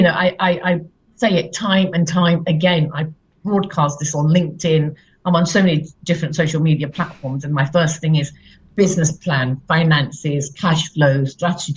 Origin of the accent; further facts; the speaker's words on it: Leicester, East Midlands, United Kingdom; moved away; also born or lived in London; I come from Leicester, and I moved from Leicester to London